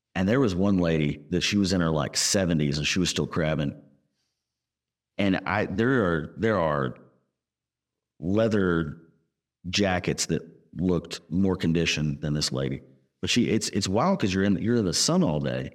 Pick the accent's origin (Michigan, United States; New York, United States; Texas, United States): Texas, United States; Laser and I are from the South. We're from Texas